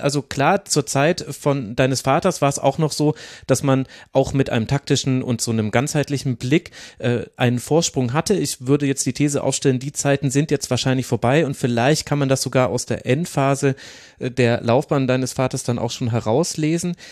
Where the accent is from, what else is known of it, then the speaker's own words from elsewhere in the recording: near Bad Windsheim, Bavaria, Germany; moved away; da bin ich ursprünglich mal aufgewachsen da in der Nähe